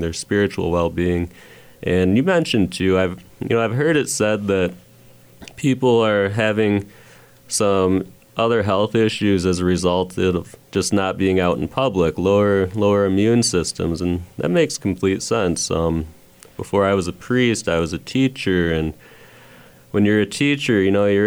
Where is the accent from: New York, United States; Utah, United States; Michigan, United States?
Michigan, United States; moved away; I'm from Michigan